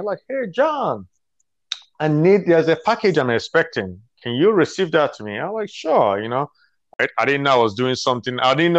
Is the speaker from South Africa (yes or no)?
no; Nigeria; moved away; I was born in Nigeria